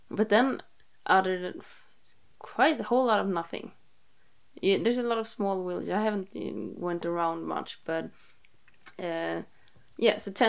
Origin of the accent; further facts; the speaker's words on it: South Sweden, Sweden; English is a second language; I'm I'm from South Sweden, but I'm like the north part of the south.